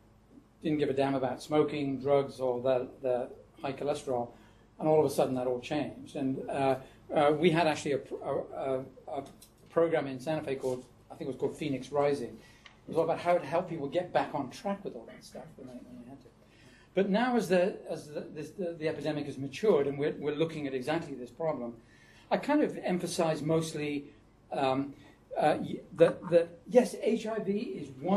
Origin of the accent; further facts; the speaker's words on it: United Kingdom; accent: British; moved away; I talk to them with my British accent